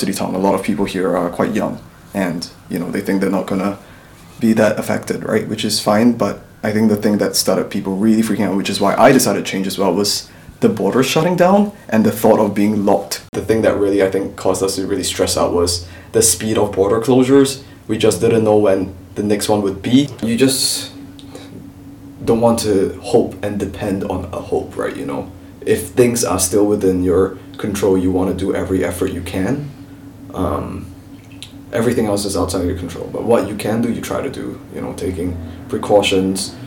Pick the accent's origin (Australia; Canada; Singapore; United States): Singapore; moved away as an adult; now in Oxford, United Kingdom; I'm a Singaporean student who's studying law at Oxford